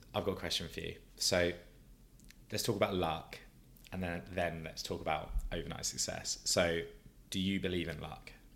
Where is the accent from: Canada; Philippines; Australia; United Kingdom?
United Kingdom; Brighton, South East England; moved away; my hometown from Brighton, South Coast